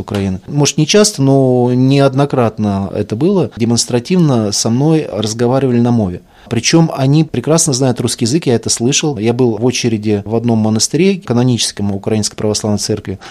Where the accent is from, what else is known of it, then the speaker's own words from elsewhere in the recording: Moscow, Russia; я из Москвы, русский